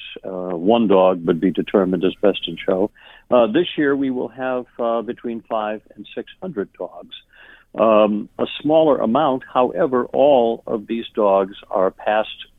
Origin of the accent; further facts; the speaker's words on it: Hartford, Connecticut, United States; also born or lived in Maine / Boston area, Massachusetts; I was born in Maine, but grew up most of my life throughout New England, the Boston area for a while, and most of my life in Connecticut, actually, in the Hartford area.